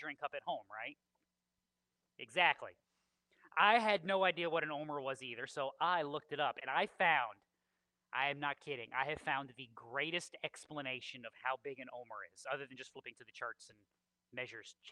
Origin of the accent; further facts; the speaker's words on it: southwestern Connecticut, United States; moved away; When I lived in Connecticut, we lived on the southwestern portion of Connecticut